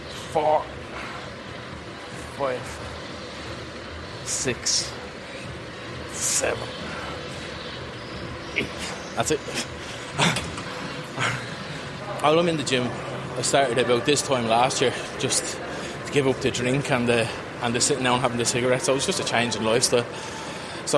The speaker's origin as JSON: {"language": "English", "town": "Dublin", "region": "Leinster", "country": "Ireland", "moved": "yes", "said": "I'm from Dublin originally, so most of my friends are there"}